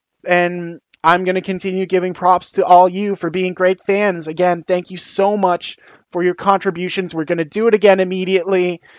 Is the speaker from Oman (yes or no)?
no; Canada; And when I was growing up and getting into baseball, I think I talked about this previously on the podcast, but I went for the Blue Jays, obviously, because Canadian team.